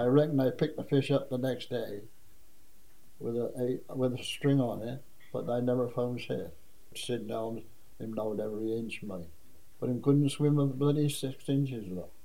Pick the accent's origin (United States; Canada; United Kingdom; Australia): United Kingdom; Blakeney, South West England; I was born on Blakeney Hill